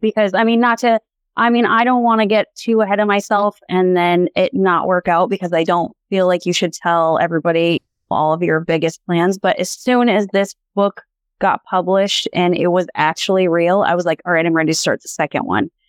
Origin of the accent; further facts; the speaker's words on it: Montana, United States; So, born and raised in Montana. I'm a fifth generation Montanan.